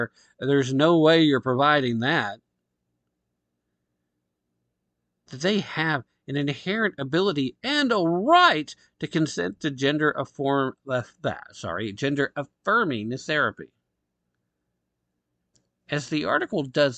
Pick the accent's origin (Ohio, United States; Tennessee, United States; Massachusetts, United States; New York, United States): Tennessee, United States; Tennessee, my home state, love it here